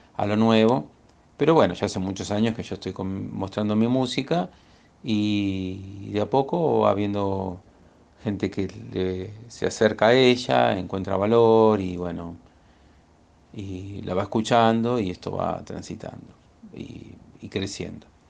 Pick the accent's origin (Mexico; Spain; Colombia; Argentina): Argentina; Buenos Aires; soy de Buenos Aires